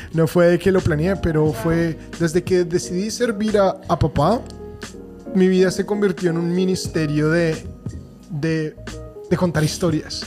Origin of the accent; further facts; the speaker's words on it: Bogotá, Colombia; moved away; 100% eh, colombiano, rolo